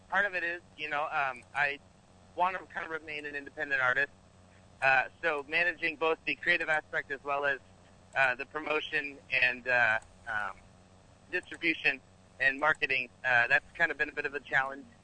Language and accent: English; California, United States; also born or lived in Arizona; now in Los Angeles, United States; I am from, uh, currently I'm in Los Angeles, California, but I'm originally from Northern California. Um